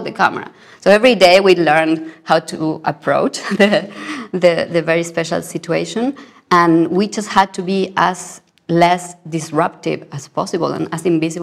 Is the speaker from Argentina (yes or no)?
yes; Argentina; I come from Argentina.